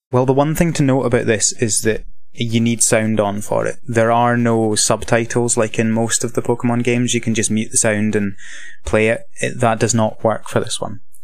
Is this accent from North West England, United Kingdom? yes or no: no; west of Scotland, United Kingdom; accent: Scottish; I'm, uh, from Scotland. Um, living in the east of Scotland, but, uh, originally from the west.